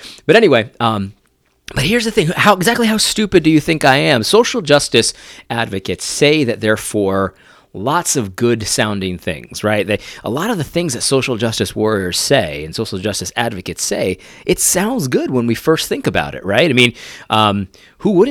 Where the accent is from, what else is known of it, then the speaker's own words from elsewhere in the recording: Connecticut, United States; also born or lived in New York; I grew up in Connecticut for the most part.